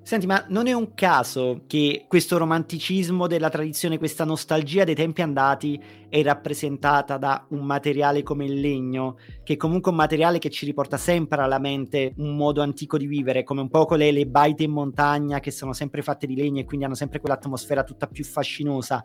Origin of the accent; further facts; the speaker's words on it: Naples, Campania, Italy; da napoletano